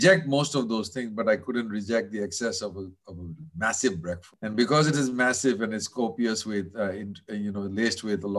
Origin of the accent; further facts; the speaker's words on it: Kolkata, West Bengal, India; moved away as an adult; also born or lived in New York, United States; a lot when I lived in the US in New York. Mm. So, you know, I grew up in Calcutta.